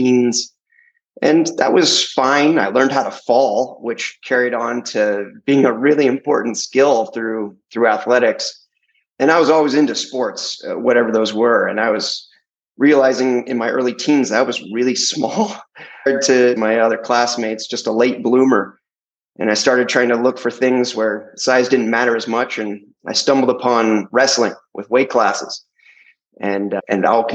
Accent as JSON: {"language": "English", "town": "Santa Cruz", "region": "California", "country": "United States", "tie": "born or raised there", "said": "I grew up in Santa Cruz, California, a little beach town"}